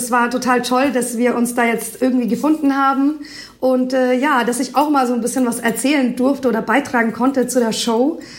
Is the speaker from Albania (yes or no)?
yes; Albania; born there; first language Albanian; German is a second language; weil ich ja doch gebürtige Albanerin bin und mir gedacht habe, hey, wieso machst du eigentlich nicht was Neues und mischt quasi deine Sprache in deinem, lässt deine, die Sprache in deine Musik mit einfließen.